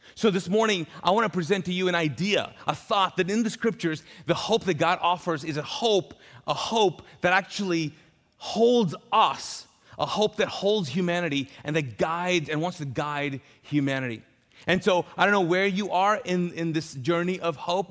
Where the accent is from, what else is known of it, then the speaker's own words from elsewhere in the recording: Pakistan; also born or lived in Middle East; now in Charlotte, United States; I'm Pakistani